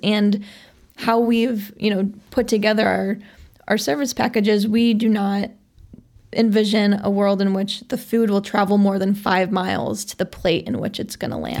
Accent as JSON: {"language": "English", "town": "Chicago", "region": "Illinois", "country": "United States", "tie": "born or raised there", "said": "I grew up in Sauganash, which is, you know, just a little bit outside of the city"}